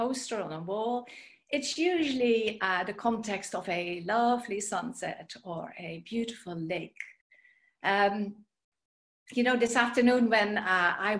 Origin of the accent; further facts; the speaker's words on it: Netherlands; moved away; You may have heard from my accent or my name that I am originally from the Netherlands